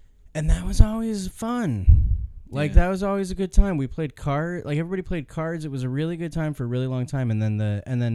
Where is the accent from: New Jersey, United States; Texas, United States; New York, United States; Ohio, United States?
Ohio, United States; I grew up in Ohio and all of my family was in Michigan, in Lansing, or surrounding areas